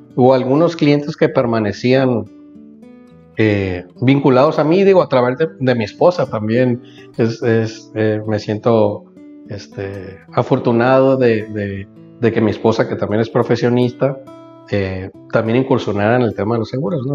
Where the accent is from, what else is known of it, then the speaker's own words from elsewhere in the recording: Mazatlán, Sinaloa, Mexico; also born or lived in Guadalajara; crecí eh, toda mi vida en Mazatlán, no obstante que nací en Guadalajara